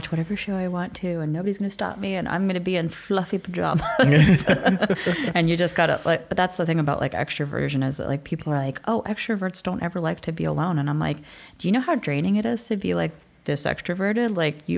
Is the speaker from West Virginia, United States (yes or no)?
yes; West Virginia, United States; I'm from West Virginia